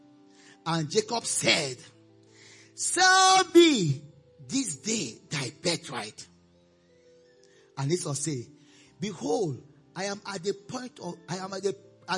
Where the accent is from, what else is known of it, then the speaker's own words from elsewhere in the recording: Nigeria; also born or lived in Austin, Texas, United States; I'm a Nigerian.